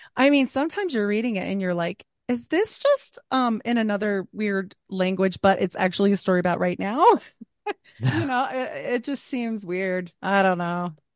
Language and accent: English; Utah, United States; Growing up in Utah